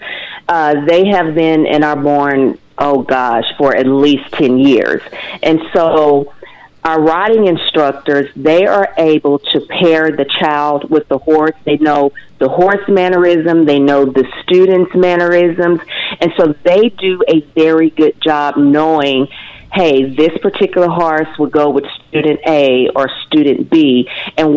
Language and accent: English; Nashville, Arkansas, United States; moved away as an adult; also born or lived in Fayetteville, Arkansas / Dallas, Texas; I am originally from Nashville, Arkansas, just right down the street.